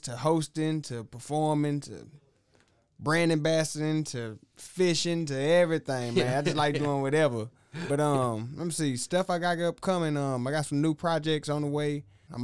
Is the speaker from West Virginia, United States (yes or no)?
no; Waco, Texas, United States; East Side Waco, Texas, you know what I'm saying? Born and raised